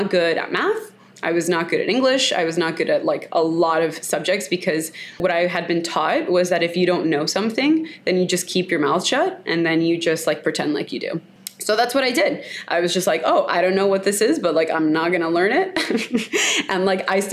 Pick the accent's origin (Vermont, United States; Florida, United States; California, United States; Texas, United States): Florida, United States; Miami; I am full Colombian, but I like to say that I have a Cuban persuasion since I grew up in Miami.